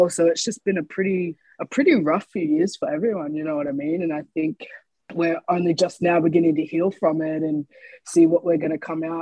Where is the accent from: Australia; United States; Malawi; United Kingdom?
Australia; Brisbane, Queensland; also born or lived in Gold Coast; I actually spent a lot of time going back and forth from hmm. Gold Coast and Brisbane. I moved around a lot, not only when I was a kid, but in my teen years and as I was becoming a young adult.